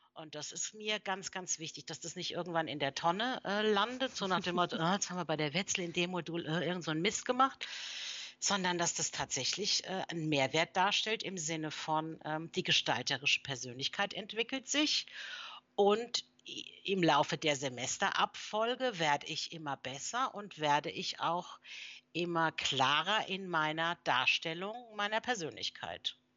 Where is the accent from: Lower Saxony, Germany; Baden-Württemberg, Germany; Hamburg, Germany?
Baden-Württemberg, Germany; near Mannheim; moved away as an adult; also born or lived in Mainz / Frankfurt / Switzerland / Berlin; Und dann hat es mich wieder in meine Heimat zurückverschlagen, nämlich hier in der Nähe von Mannheim